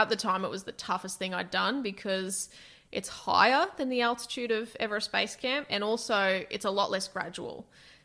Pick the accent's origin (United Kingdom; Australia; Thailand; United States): Australia; Toowoomba, Queensland; I grew up in Toowoomba